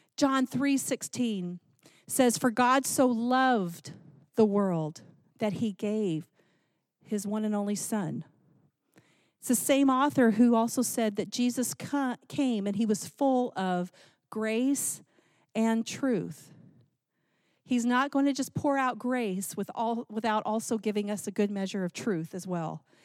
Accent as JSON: {"language": "English", "region": "Texas", "country": "United States", "tie": "born or raised there", "said": "I grew up in Texas"}